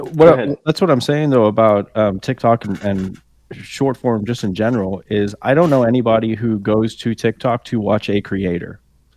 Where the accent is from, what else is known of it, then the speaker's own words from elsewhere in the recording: South Africa; moved away; I was born in South Africa.